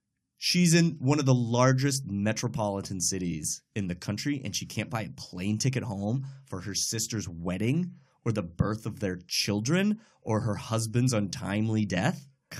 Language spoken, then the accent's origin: English; Massachusetts, United States; now in Los Angeles, United States; I'm from Massachusetts. I live in LA.